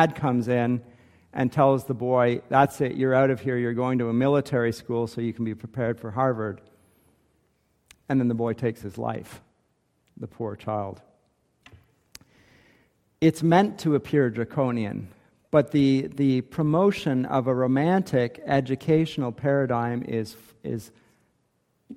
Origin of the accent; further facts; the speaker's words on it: Canada; Maybe I'm too Canadian